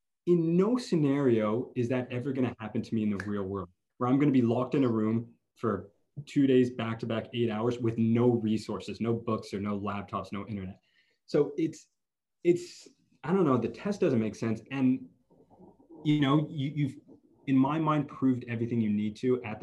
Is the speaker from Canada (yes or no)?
yes; Montreal, Quebec, Canada; I grew up in Montreal.